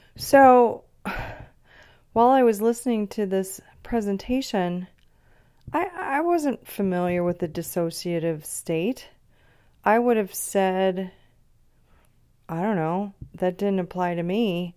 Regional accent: Grosse Pointe, Michigan, United States; born or raised there

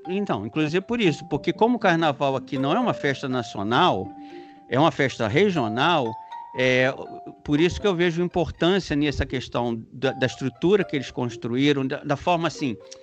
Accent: Brazil; nós brasileiros

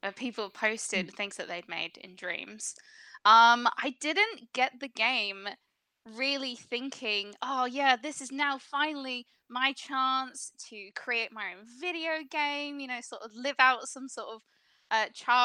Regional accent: England, United Kingdom; I'm from the UK. I'm English

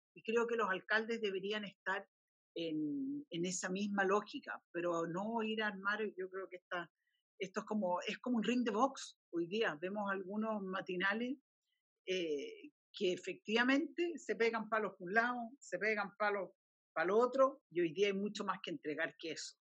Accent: Chile; como chileno

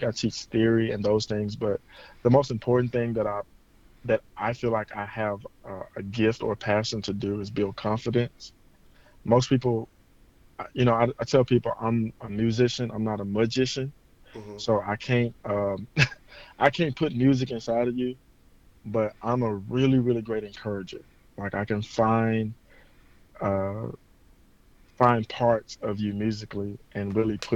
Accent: Memphis, Tennessee, United States; now in Las Vegas, United States; I'm originally from Memphis, Tennessee, born and raised there, and now I live in Las Vegas

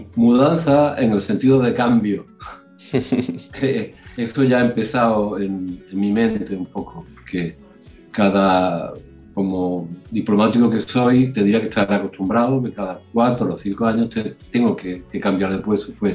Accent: Spain; moved away as an adult; now in Sydney, Australia; somos todos españoles

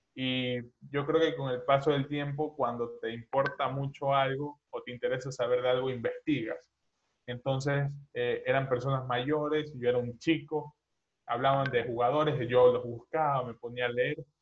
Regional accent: Babahoyo, Los Ríos, Ecuador; now in Guayaquil, Ecuador; yo soy de Ecuador, eh, tengo 20 años, soy dudo que conozcan la ciudad de Ecuador, pero bueno, igual lo digo, soy de Babahoyo

